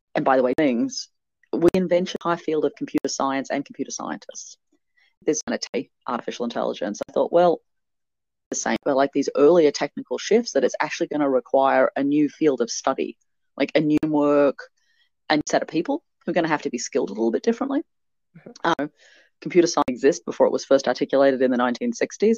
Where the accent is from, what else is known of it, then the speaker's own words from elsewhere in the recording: Canberra, Australian Capital Territory, Australia; my hometown here in Canberra